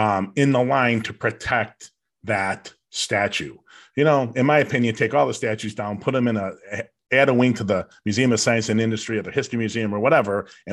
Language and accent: English; United States; And just because an American does a bad thing doesn't make me part of that because I'm American.